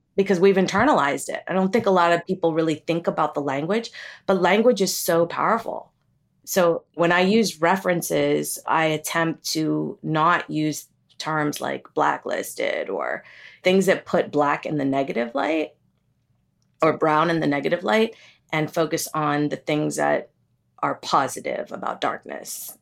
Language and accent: English; United States; also born or lived in Kerala, India / Pennsylvania / Ohio; I grew up in Pennsylvania and Ohio